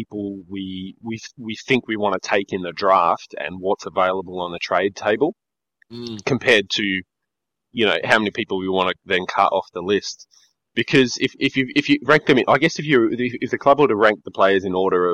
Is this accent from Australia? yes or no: yes; Australia; We're Australian